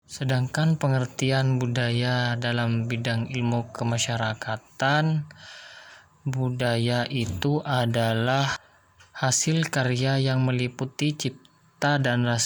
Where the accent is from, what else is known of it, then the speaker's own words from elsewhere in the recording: Jember, East Java, Indonesia; saya berasal dari kota Jember.